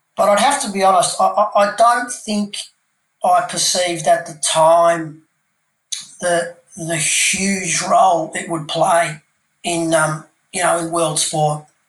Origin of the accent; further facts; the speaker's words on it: Melbourne, Victoria, Australia; moved away as an adult; also born or lived in Canberra / Perth; moved uh, back to my hometown of Melbourne